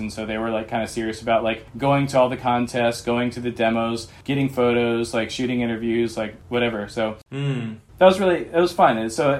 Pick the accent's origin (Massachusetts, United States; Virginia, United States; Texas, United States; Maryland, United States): Texas, United States; I mean, despite wanting to be a Californian, I grew up in Texas and I was fairly ignorant and sheltered.